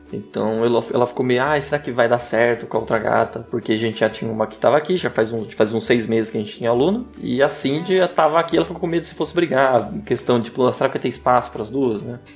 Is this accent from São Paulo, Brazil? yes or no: yes; Sumaré, São Paulo, Brazil; eu sou de Sumaré e vou para Campinas para trabalhar